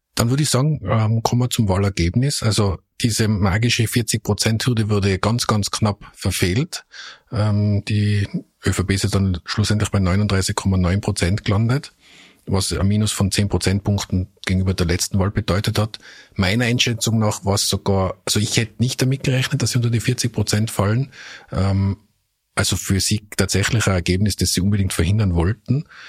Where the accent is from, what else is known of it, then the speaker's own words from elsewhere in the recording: Tyrol, Austria; als Tiroler